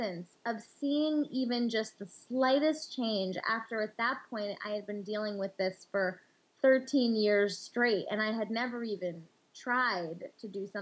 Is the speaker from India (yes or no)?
yes; India; in our culture, and especially as an Indian woman